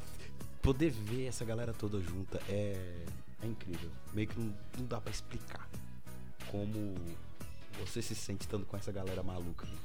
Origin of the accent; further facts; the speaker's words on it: São Paulo, Brazil; moved away; Espero voltar muito mais vezes em São Paulo. E assim, é minha terra